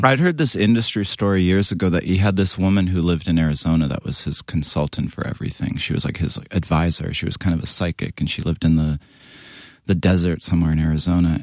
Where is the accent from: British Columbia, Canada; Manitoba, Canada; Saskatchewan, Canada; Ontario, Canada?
British Columbia, Canada; near Vancouver; I grew up in Canada, West Co-, like, it's kinda near Vancouver